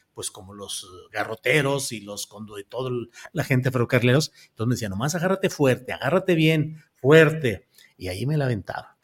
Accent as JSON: {"language": "Spanish", "town": "Torreón", "region": "Coahuila", "country": "Mexico", "tie": "born or raised there", "said": "Yo nací en Torreón, Coahuila"}